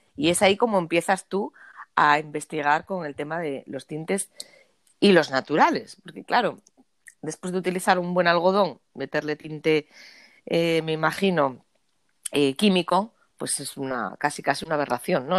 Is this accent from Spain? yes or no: yes; Asturias, Spain